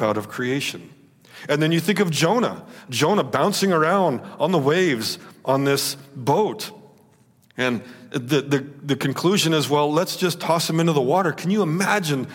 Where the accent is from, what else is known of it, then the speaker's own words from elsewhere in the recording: West Coast, United States; I grew up on the West Coast.